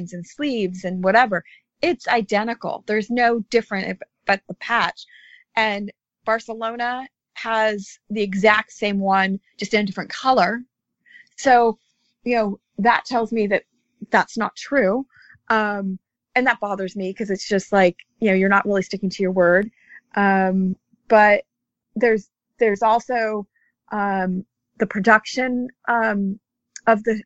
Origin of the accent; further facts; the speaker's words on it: United States; accent: American; as you guys can all tell from my accent, I'm an American